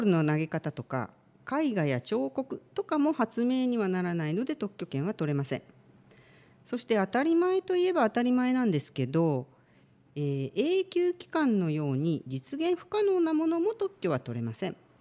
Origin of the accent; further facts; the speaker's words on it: Aichi, Japan; now in Shizuoka, Japan; 愛知県出身